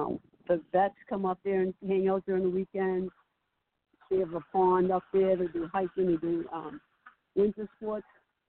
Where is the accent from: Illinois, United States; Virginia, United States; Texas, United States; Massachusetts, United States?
Massachusetts, United States; Revere; He's actually from the same hometown as I am. We're both from Revere